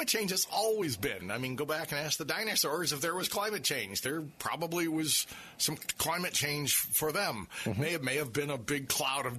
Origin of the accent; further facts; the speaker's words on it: St. Petersburg, Florida, United States; I grew up in Northeast St. Pete